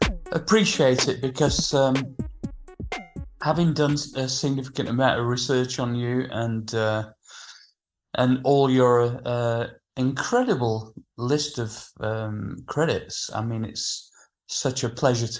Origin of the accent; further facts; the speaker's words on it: Sheffield, Yorkshire and the Humber, United Kingdom; similar thing in my hometown in Sheffield